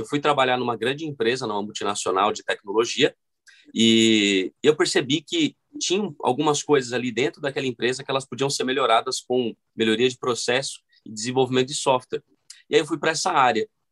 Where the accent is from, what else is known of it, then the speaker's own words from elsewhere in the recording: São Paulo, Brazil; eu nasci é, aqui na Zona Sul de São Paulo, cresci no Grajaú